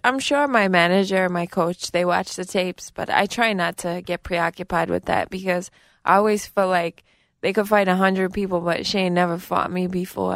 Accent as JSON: {"language": "English", "town": "New York City", "region": "New York", "country": "United States", "tie": "born or raised there", "said": "I grew up in Garrettson Beach in Brooklyn, New York."}